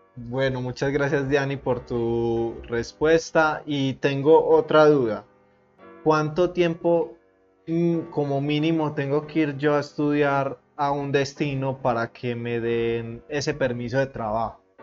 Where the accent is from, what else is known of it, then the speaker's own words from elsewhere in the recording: Colombia; yo que soy un chico colombiano